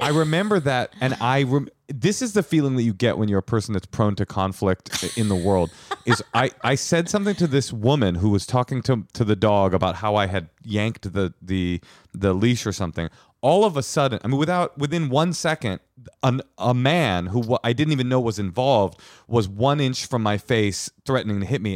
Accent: Oakland, California, United States; I grew up in Oakland

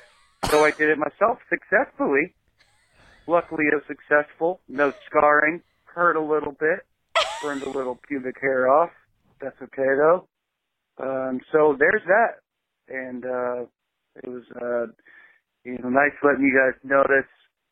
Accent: Indiana, United States; Hey there, guys. I'm from Indiana

